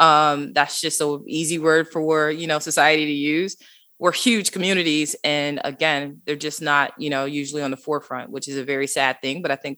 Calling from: Atlanta, Georgia, United States; The nice ATL, beautiful weather today. So Atlanta, Georgia.

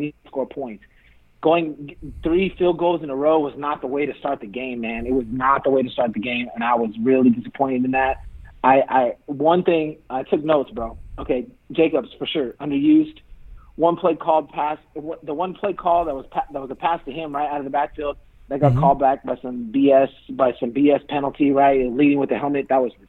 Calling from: Fresno, California, United States; It's … from Fresno.

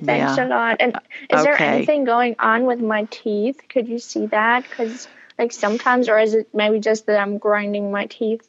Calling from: Berlin, Germany; I'm calling from Berlin, Germany.

